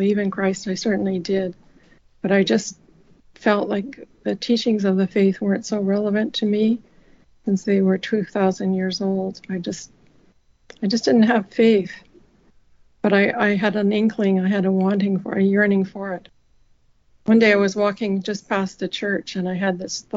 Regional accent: Winnipeg, Manitoba, Canada; I grew up in Winnipeg, Manitoba, Canada

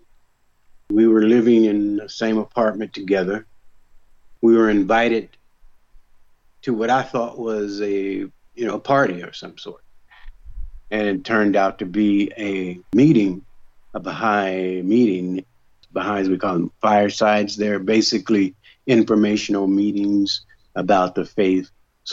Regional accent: Dayton, Ohio, United States; I grew up in Dayton, Ohio

